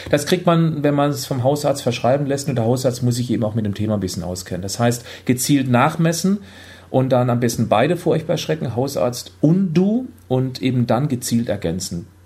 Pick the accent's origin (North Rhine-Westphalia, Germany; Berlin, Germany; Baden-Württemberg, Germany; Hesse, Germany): Baden-Württemberg, Germany; Freiburg; now in Hamburg, Germany; Ich komme ja ursprünglich aus Freiburg, der sonnigsten Region Deutschlands.